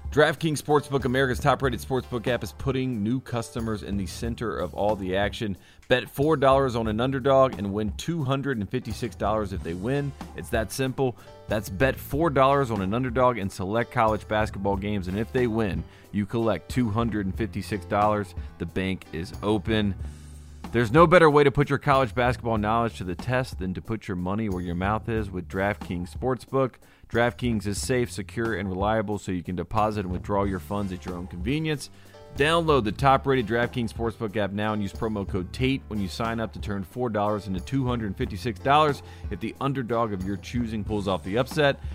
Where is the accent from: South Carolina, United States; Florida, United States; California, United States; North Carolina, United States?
North Carolina, United States; I grew up a kid in North Carolina